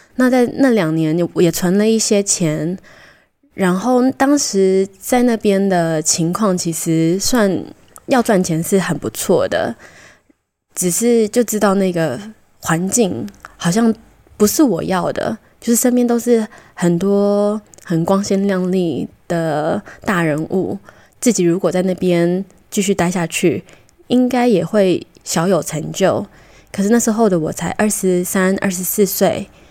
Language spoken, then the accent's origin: Chinese; Taiwan; also born or lived in Costa Rica; 小时候在哥斯达黎加到七岁的时候回台湾，我觉得对我有蛮大的影响